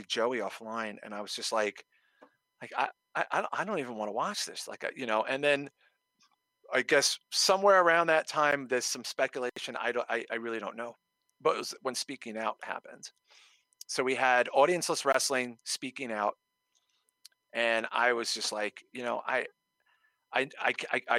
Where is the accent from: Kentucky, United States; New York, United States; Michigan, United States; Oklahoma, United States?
New York, United States; New York City; I grew up in Brooklyn